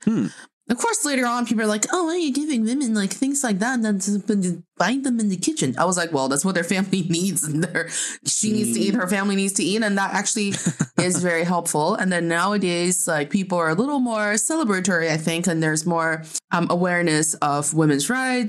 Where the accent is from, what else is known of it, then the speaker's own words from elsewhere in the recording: Northeast China, China; I am proudly from the northeast part of China